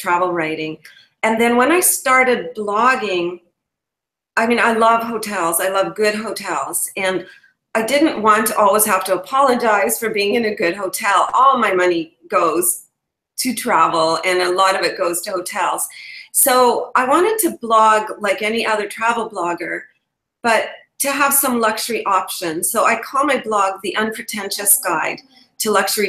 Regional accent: Canada; also born or lived in England; I'm a Canadian travel blogger

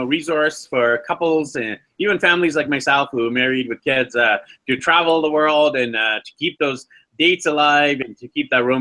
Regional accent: Canada; We're from Canada

